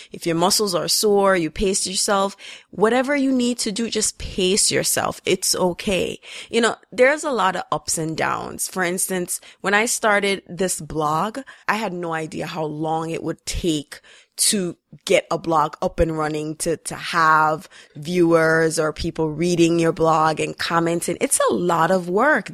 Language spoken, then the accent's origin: English; Jamaica; growing up in Jamaica